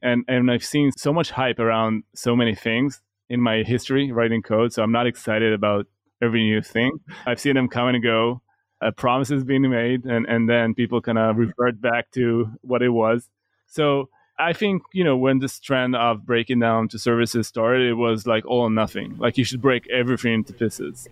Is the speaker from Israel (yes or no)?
yes; Israel; we're from Israel